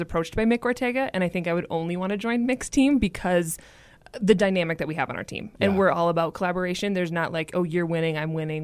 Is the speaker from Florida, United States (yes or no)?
no; Minneapolis, Minnesota, United States; moved away as an adult; also born or lived in Boston, Massachusetts; now in Denver, United States; I'm originally from Minneapolis, Minnesota. I have lived in the Denver area for just under five years